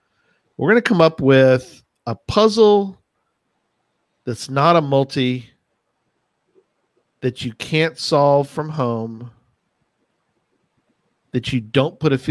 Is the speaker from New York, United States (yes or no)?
no; San Antonio, Texas, United States; I was born and raised in San Antonio